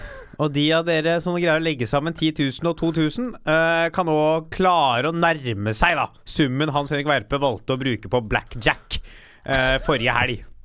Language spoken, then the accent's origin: Norwegian; Norway